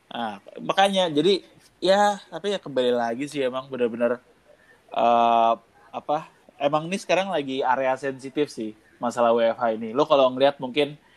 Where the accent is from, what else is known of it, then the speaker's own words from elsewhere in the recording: Indonesia; cuman maksud gue gue sebagai orang Indo gue ngeliat orang Indo itu nunggu kejebles kalau bahasa Jawanya